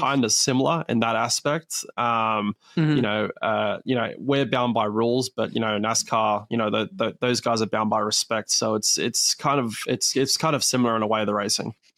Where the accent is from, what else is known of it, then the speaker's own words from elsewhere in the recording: Perth, Western Australia, Australia; is actually where I was born. So this is my my hometown event.